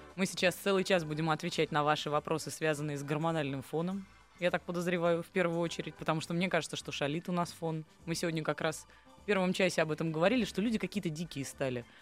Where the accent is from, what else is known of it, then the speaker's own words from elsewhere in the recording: Saint Petersburg, Russia; Я вот выросла в Петербурге